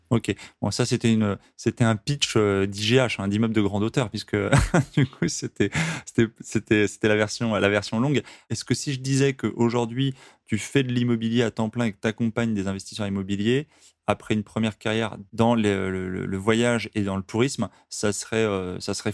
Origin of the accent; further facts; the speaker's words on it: Paris region, Île-de-France, France; moved away as an adult; also born or lived in United States; now in Toulouse, France; j'ai grandi en région parisienne, mais je suis de Toulouse maintenant.